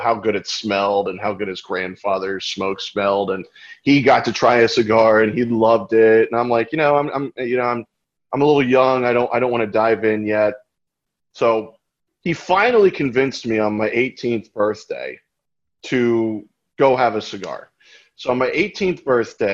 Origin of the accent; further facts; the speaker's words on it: Winter Springs, Florida, United States; I grew up in Orlando, Florida, in a little town called Winter Springs.